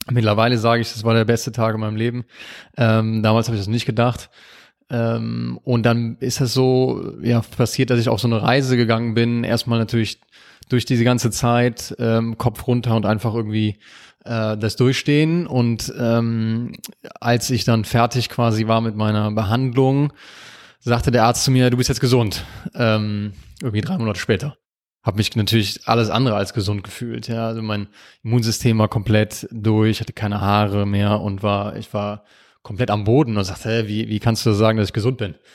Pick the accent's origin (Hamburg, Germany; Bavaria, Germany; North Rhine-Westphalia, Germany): North Rhine-Westphalia, Germany; Aachen; Aus Aachen.